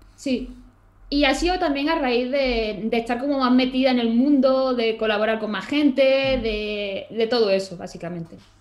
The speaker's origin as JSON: {"language": "Spanish", "town": "Málaga", "region": "Andalusia", "country": "Spain", "lives_now": "Granada, Spain", "said": "Yo soy de Málaga"}